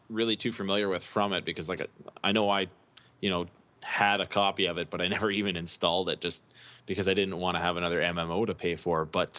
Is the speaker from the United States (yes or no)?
no; Canada; As a Canadian, you know, one thing that you keep hearing up here